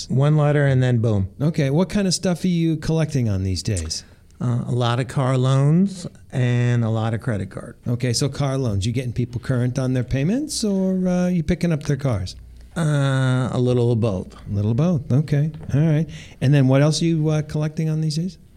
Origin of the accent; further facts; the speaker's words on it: East Coast, United States; moved away as an adult; I grew up on the East Coast and I went to college uh, across the street from